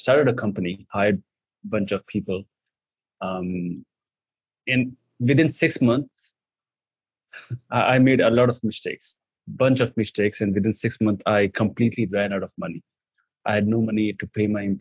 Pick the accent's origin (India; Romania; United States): India; English is a second language; I come from India